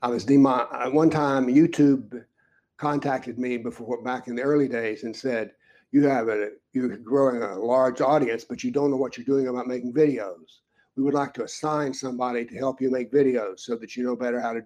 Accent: United States; As an American

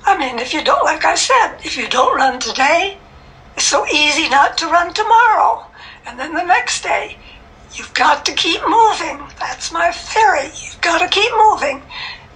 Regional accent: Minnesota, United States; now in Atlanta, United States; I'm from Minnesota.

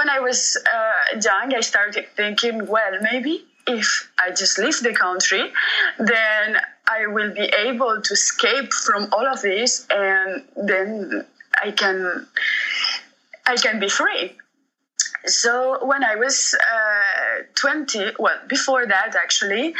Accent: Spain; moved away as an adult; now in Montreux, Switzerland; I grew up in Spain. I have lived there for 20 years

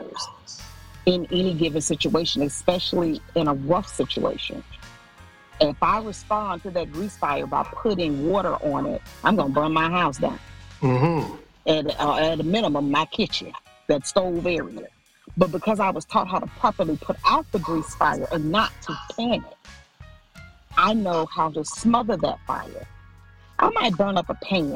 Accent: Mississippi, United States; I was born and raised always in Mississippi

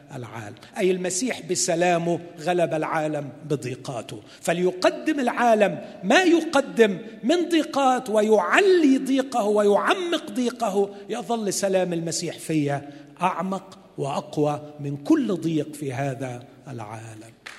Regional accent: Egypt; عندنا في مصر

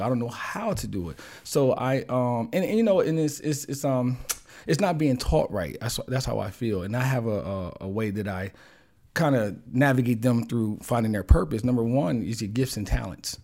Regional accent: Wilmington, Delaware, United States; growing up in the Riverside Projects in the hood

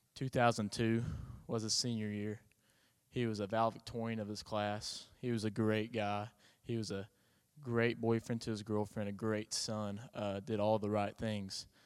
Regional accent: Mangum, Oklahoma, United States; I'm from Mangum, Oklahoma.

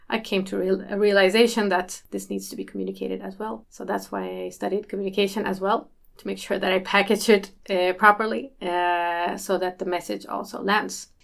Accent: Malmö, Skåne, Sweden; also born or lived in North Macedonia; I am from Malmö. Actually, I was born in Macedonia.

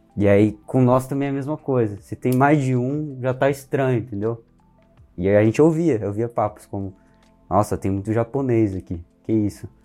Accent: Brazil; Mas a gente é brasileiro. A gente nasceu aqui

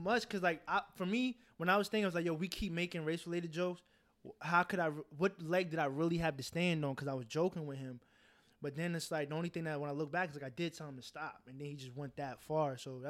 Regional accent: Santa Maria, California, United States; You know, I'm from Santa Maria, so I live 40 minutes away.

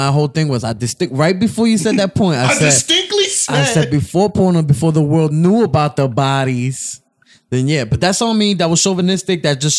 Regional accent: New York City, New York, United States; I'm from there.

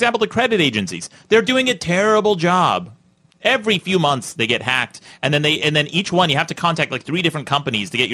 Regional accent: Utah, United States; I grew up in Utah, very conservative.

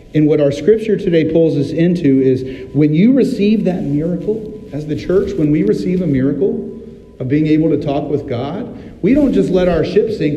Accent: Virginia Beach, Virginia, United States; I'm from Virginia Beach, Virginia, and my aunt happened to live on Shore Drive, right there next to a marina

